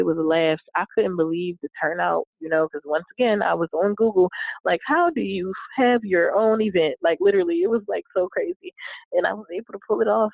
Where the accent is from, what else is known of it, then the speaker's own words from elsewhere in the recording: Philadelphia, Pennsylvania, United States; moved away; in Philly. It was, you know, back in my hometown